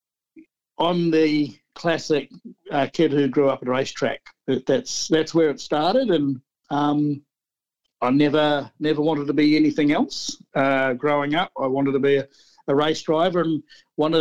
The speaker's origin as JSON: {"language": "English", "town": "Ashburton", "region": "Canterbury", "country": "New Zealand", "tie": "born or raised there", "said": "the Ashburton Car Club, which is a little country town where we grew up in the South Island."}